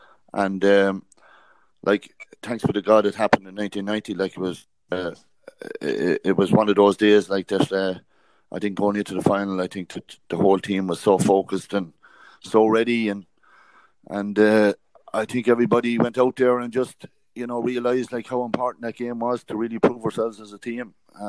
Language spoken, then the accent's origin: English; County Kildare, Ireland; also born or lived in Cork; I grew up with him in Kildare and playing football with him in Kildare since I was 16.